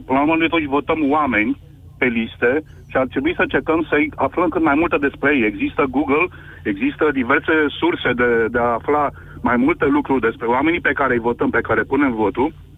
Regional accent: Constanța, Constanța County, Romania; Constanța, de unde sunt eu

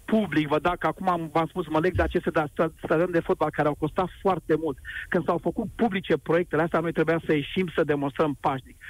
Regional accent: Bucharest, Romania; eu ca bucureștean

